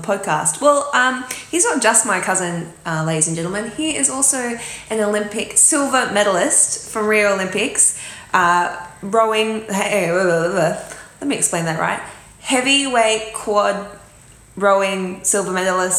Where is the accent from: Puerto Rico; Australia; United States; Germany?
Australia; Emerald, Queensland; we grew up out in country Queensland. So I grew up in Emerald